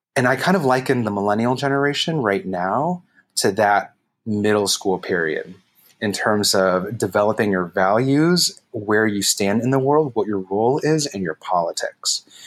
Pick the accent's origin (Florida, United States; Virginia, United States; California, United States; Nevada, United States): California, United States; San Jose; also born or lived in San Francisco; I'm born and raised in the Bay Area, East Side San Jose kid right here